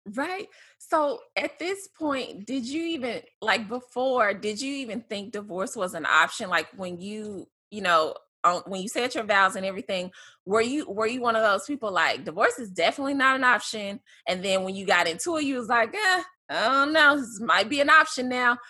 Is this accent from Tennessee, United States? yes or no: yes; Memphis, Tennessee, United States; moved away; we're both from Memphis